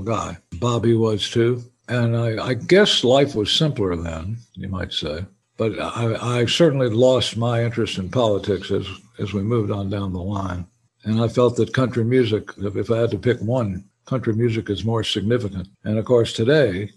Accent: Houston, Texas, United States; also born or lived in Austin, Texas; I grew up pretty much in Houston and Austin

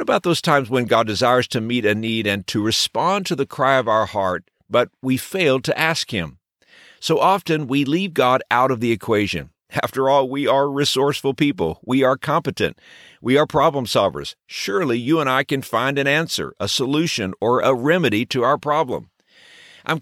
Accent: Texas, United States; When I was a child growing up in Texas

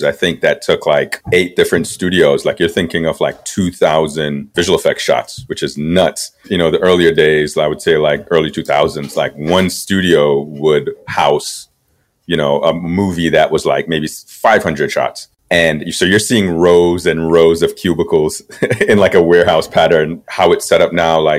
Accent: Kingston, Jamaica; now in Los Angeles, United States; I was born and raised in Kingston, Jamaica.

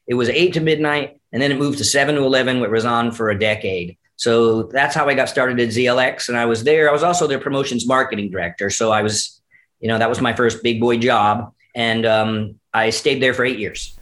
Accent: Newington, Connecticut, United States; growing up in Newington, Connecticut, right outside of Hartford

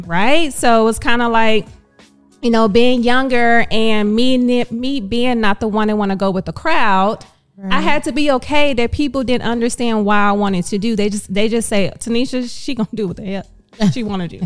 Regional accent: Dallas, Texas, United States; I am born and raised in Dallas

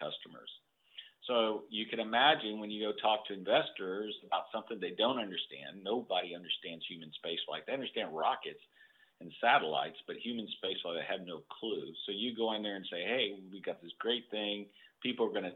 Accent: Corpus Christi, Texas, United States; now in Houston, United States; I grew up in Corpus Christi, Texas

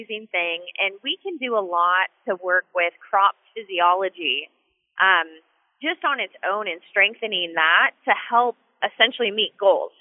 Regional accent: Washington, United States; I was born and raised in Washington State, and I still live here

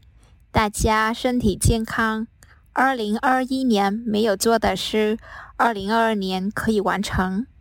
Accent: Vietnam; Chinese is a second language; 我来自越南

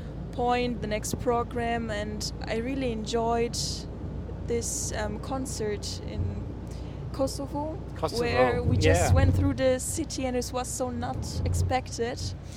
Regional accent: Bamberg, Bavaria, Germany; English is a second language; I'm from Bamberg. It's in the northern part of Bavaria, but the most people don't know it. So I always say it's close to Nuremberg.

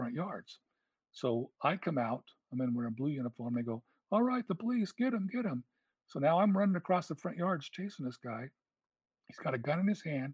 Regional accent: California, United States; It was in my hometown. I knew the area

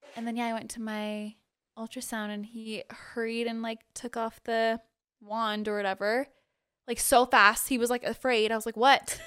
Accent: Utah, United States; also born or lived in Guam; we moved to Utah when I was, like, six. And then I've lived here ever since.

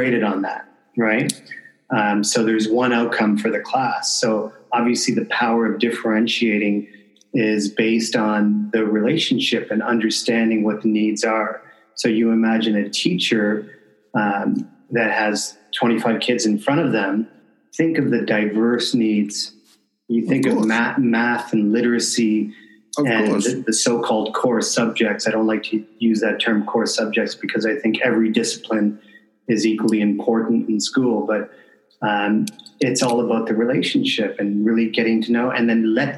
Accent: Canada; I'm from Canada

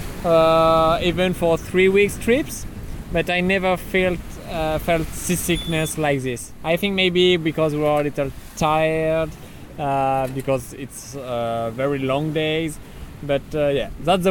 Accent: France; I come from France.

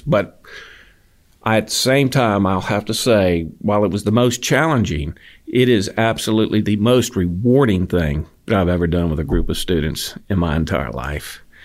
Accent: Falls Church, Virginia, United States; now in Auburn, United States; I'm from Virginia. Oh. Yeah, I uh, grew up outside of the D.C. area in Falls Church

